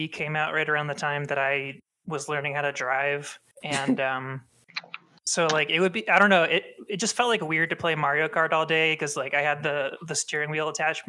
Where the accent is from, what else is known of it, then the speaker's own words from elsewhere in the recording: Baltimore, Maryland, United States; moved away; I grew up in Baltimore area